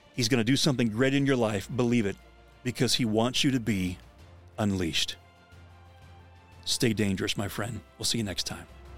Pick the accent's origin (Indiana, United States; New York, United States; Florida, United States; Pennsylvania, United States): Pennsylvania, United States; I grew up in Pennsylvania